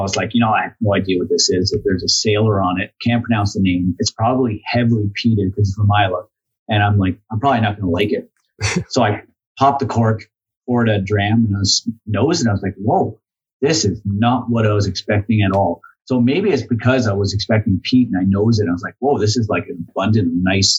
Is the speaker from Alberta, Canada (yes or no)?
no; Cornwall, Ontario, Canada; I was in my hometown too. So I'm from Cornwall, Ontario.